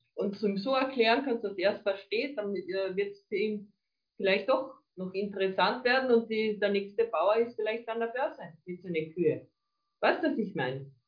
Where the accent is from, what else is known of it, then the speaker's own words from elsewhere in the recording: Carinthia, Austria; also born or lived in Villach; bei uns in Kärnten